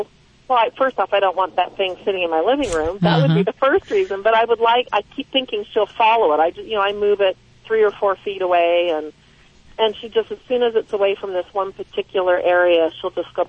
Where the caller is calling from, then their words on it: Klamath Falls, Oregon, United States; I'm from Klamath Falls, Oregon.